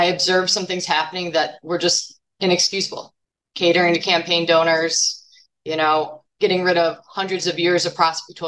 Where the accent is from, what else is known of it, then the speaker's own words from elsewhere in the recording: Deerfield, Illinois, United States; I was born and raised in Lake County. So this is my home. I grew up in Deerfield